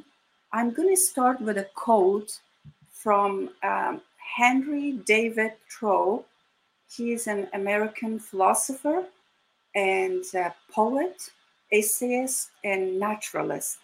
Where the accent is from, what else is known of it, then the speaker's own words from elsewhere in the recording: Kabul, Afghanistan; first language Dari; English is a second language; moved away; I was born in Kabul, Afghanistan. I was 9 years old, 8, 9 years old, when the war between communist government and Mujahideen started